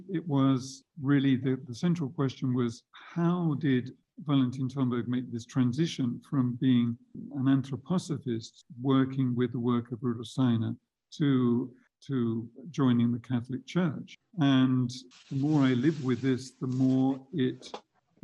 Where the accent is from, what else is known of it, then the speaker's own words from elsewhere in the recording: Reading, South East England, United Kingdom; I was born in Reading in 1947